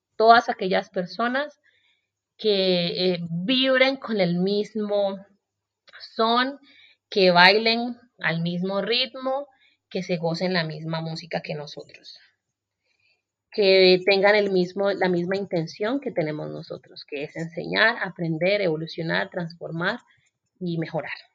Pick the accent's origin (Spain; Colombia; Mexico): Colombia; moved away as an adult; also born or lived in Australia; me fui de Colombia cuando tenía 23 años